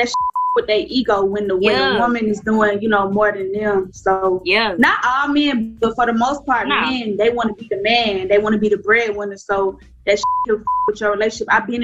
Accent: the South, United States; especially being from the South. Like

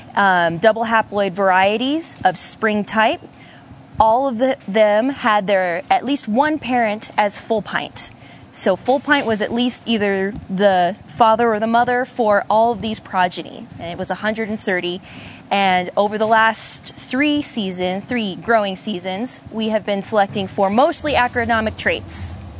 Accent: Idaho, United States; now in Oregon, United States; I'm from Idaho originally, but I am currently in a graduate program working on my master's with Pat Hayes in the Barley program. I'm at Oregon State University

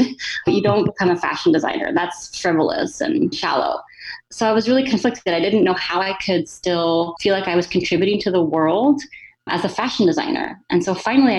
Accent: Corpus Christi, Texas, United States; moved away as an adult; also born or lived in Philadelphia / Cleveland, Ohio / California; I grew up in Texas

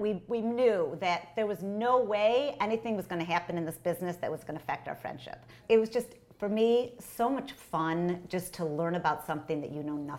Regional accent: Detroit, Michigan, United States; now in New York, United States; I'm from Detroit. My parents lived in Detroit

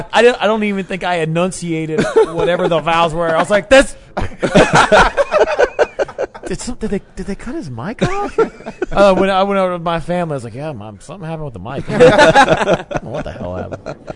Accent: Memphis, Tennessee, United States; we're from Memphis, and so we're pretty hardcore on barbecue.

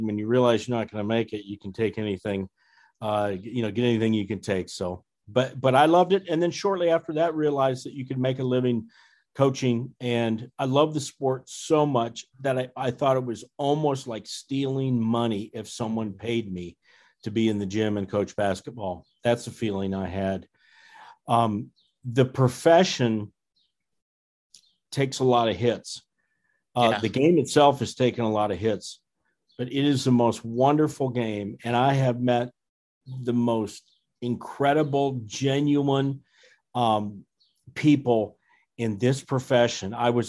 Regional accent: Fort Dodge, Iowa, United States; Well, I'm an Iowan, and I grew up in Iowa in a town called Fort Dodge in Northwest Iowa.

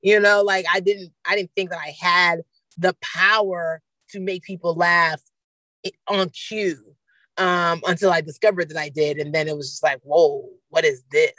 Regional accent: Nigeria; I can observe it from being a Nigerian, like estate planning with white parents is probably very different than estate planning with Nigerian parents.

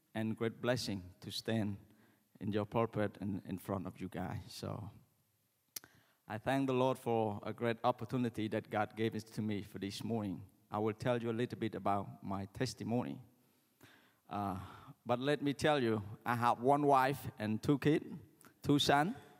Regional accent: Cambodia; when we're from Cambodia, we greeting is like

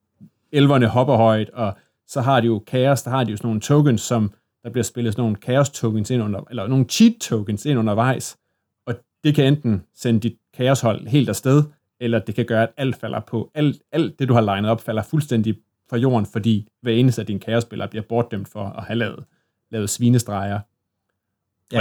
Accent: Assens, Southern Denmark, Denmark; i Assens, hvor jeg kommer fra, der spillede folk så Warhammer Fantasy Battle

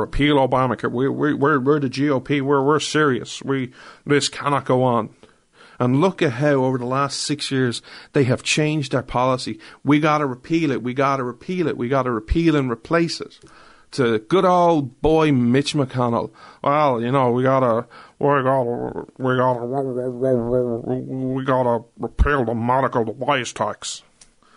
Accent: Ireland; I'm an Irishman

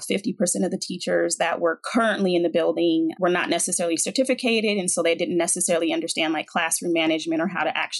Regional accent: Seattle, Washington, United States; I was born and raised in Seattle, Washington

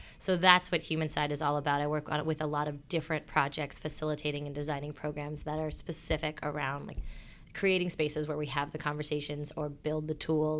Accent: Florida, United States; I grew up in the Florida Keys, so in a very small island and a very small culture, and the opportunities weren't there.

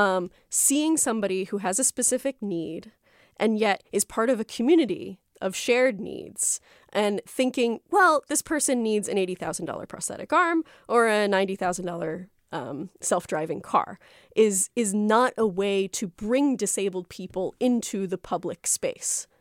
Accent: South Florida, United States; when I was growing up in South Florida

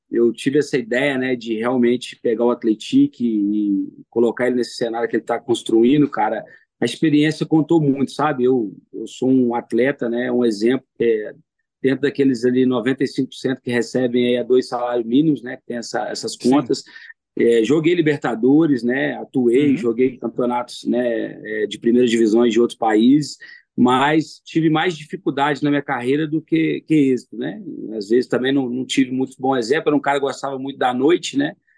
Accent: São João del-Rei, Minas Gerais, Brazil; Eu sou são joanense, sou, sou nascido em São João

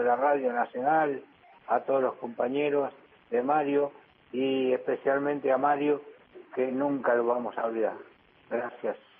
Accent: General Rodríguez, Buenos Aires Province, Argentina; soy de General Rodríguez

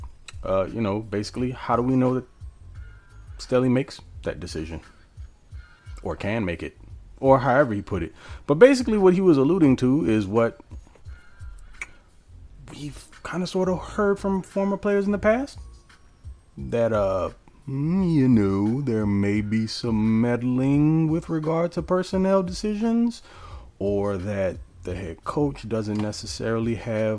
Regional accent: New Orleans, Louisiana, United States; born or raised there

